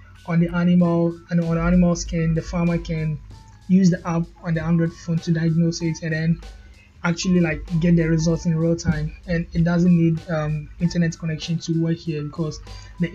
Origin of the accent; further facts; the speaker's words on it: Ghana; I'm from Ghana in West Africa